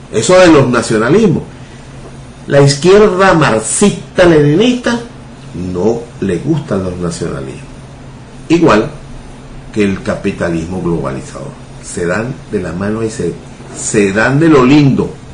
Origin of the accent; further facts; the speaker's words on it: Venezuela; Nuestro origen como venezolano no es común